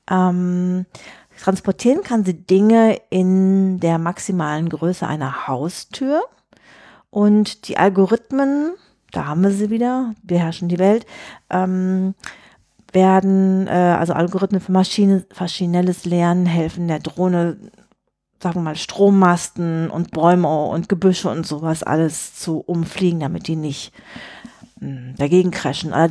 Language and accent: German; England, United Kingdom; German is a second language; Ich würde sagen, als Engländer, I'm amused.